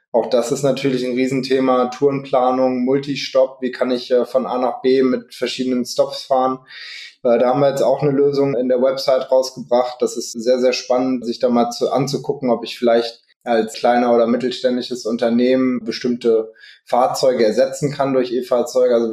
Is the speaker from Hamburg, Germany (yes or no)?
no; Hanover, Lower Saxony, Germany; Ich komme aus Hannover